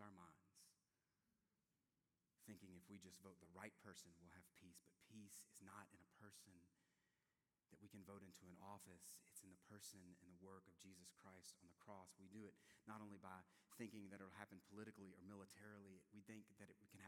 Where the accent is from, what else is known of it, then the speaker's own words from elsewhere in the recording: South Louisiana, United States; moved away; I'm from South Louisiana